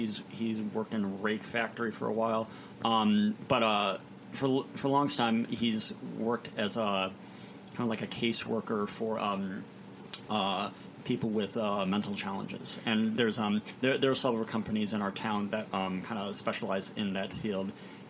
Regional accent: Indiana, United States; also born or lived in Chicago; I was born in Chicago. My family was living there. My dad was in school at the time at the Moody Bible Institute. And then I grew up kind of peripatetically, you know, around Indiana.

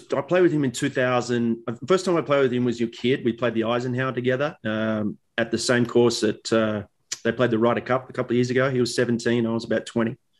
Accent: Australia; for us as kids growing up in Australia

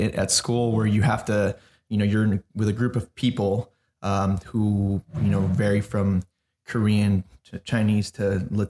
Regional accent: Mexico; now in United States; I still identify myself as Mexican, even though I am American. I still identify myself as Mexican because that's what I grew up in.

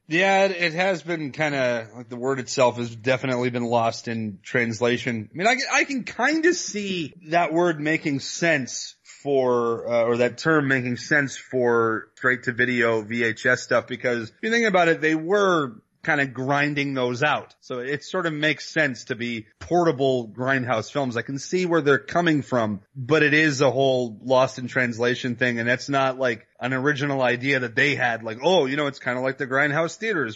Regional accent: Canada

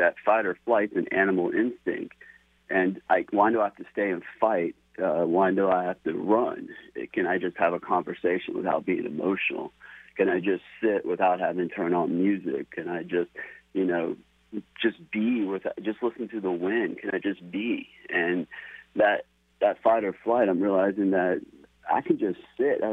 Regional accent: United States; I was raised in America

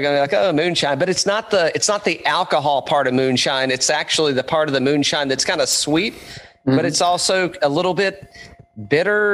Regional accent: Greene County, East Tennessee, United States; accent: Tennessee; now in Atlanta, United States; I just grew up in East Tennessee

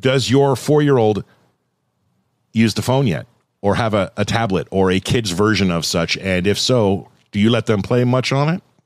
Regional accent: Thousand Oaks, California, United States; moved away as an adult; now in Oregon, United States; I grew up in Thousand Oaks

